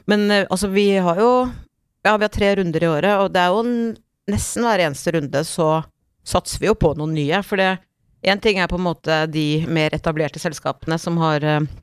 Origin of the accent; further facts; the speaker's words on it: Tingvoll, Møre og Romsdal, Norway; på kroa på Tingvolla, der jeg vokste opp, mm. på Møre